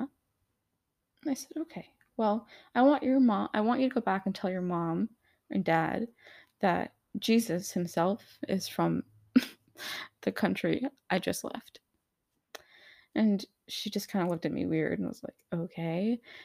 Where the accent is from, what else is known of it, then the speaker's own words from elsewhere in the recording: United States; I am American too